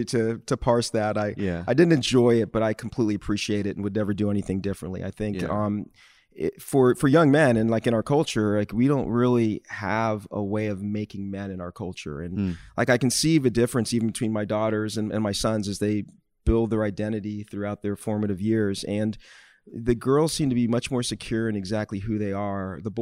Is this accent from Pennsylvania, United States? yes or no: no; Miami, Florida, United States; I grew up in Miami. I was a child of a single mother